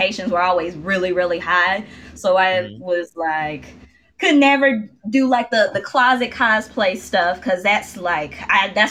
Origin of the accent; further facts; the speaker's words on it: Memphis, Tennessee, United States; I'm from Memphis